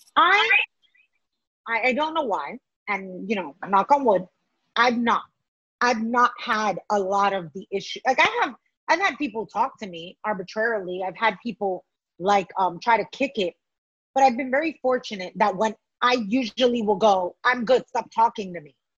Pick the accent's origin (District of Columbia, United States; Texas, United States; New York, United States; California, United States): New York, United States; New York City; myself as a New Yorker